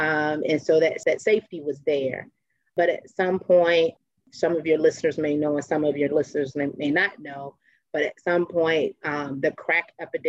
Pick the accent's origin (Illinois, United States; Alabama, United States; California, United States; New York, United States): Illinois, United States; Chicago; Oh, Chicago was just, for me, it was just awesome, an awesome opportunity to explore.